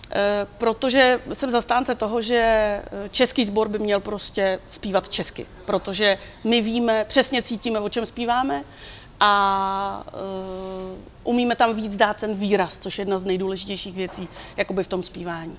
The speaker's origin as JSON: {"language": "Czech", "country": "Czechia", "said": "u nás v Čechách"}